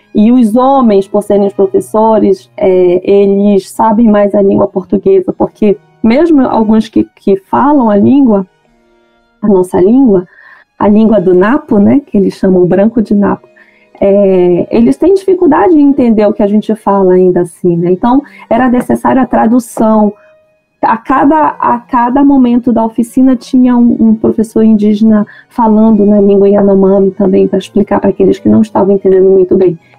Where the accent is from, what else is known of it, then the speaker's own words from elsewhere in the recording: Manaus, Amazonas, Brazil; eu nasci em Manaus, minha família toda é de Manicoré